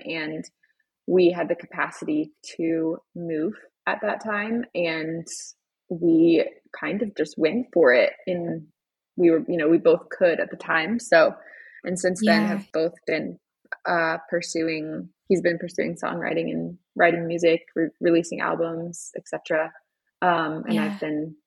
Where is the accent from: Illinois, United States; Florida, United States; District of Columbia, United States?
Florida, United States; moved away as an adult; also born or lived in Fredericksburg, Virginia; now in Colorado, United States; we actually both are Florida babies. We grew up in Florida, met in Florida, got married in Florida